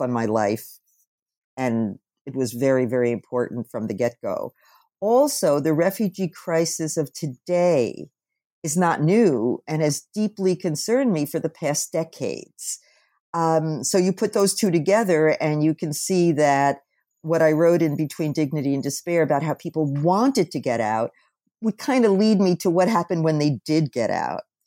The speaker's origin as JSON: {"language": "English", "region": "New Jersey", "country": "United States", "tie": "born or raised there", "said": "I was born in New Jersey"}